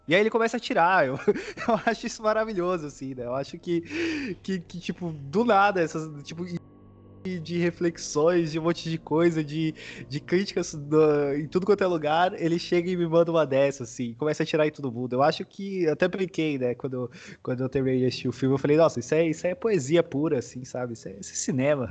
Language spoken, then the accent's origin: Portuguese; São Paulo, Brazil; eu sou de São Paulo, né, não, não sei quem sabe, mas eu sou de São Paulo